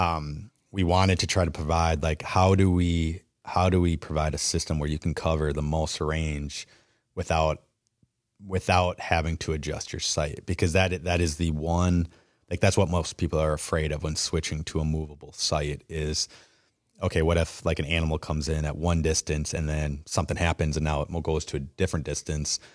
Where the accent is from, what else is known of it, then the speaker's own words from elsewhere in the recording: Wisconsin, United States; growing up in Wisconsin